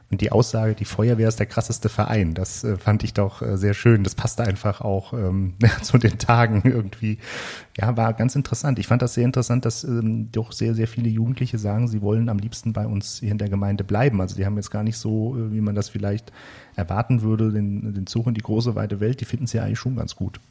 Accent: Frankfurt, Germany; ich bin ja nun in Frankfurt geboren

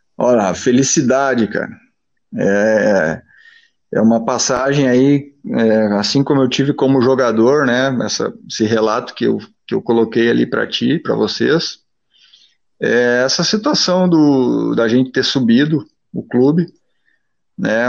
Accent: Machadinho, Rio Grande do Sul, Brazil; Eu nasci em Machadinho, né? Interior do Rio Grande do Sul

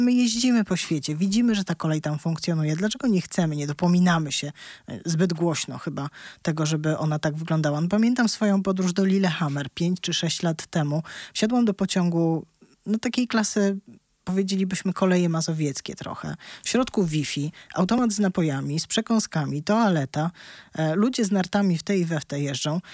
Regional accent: Warsaw, Masovian Voivodeship, Poland; ja się urodziłam w Warszawie, całe życie tutaj mieszkam

